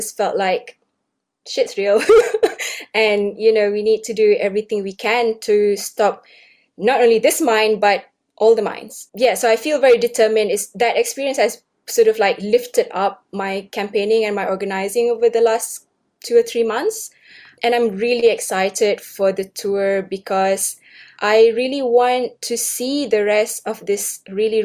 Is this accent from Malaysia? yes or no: yes; Malaysia; now in Sydney, Australia; I grew up in Malaysia and came to Australia in 2007